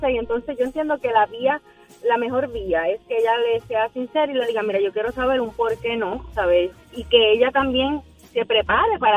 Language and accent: Spanish; Bayamón, Puerto Rico; Yo soy de Bayamón Sur, cerquita de donde estaba diciendo.